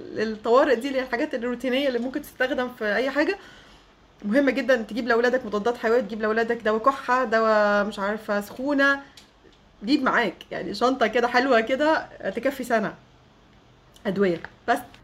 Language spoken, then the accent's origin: Arabic; Egypt; moved away as an adult; also born or lived in Germany; فبقول لها من مصر